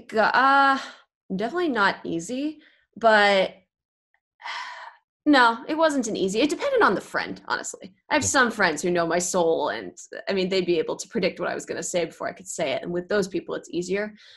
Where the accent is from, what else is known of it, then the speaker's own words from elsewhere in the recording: Bay Area, California, United States; also born or lived in Los Angeles; I grew up in the Bay Area, but I was in LA for about 6 years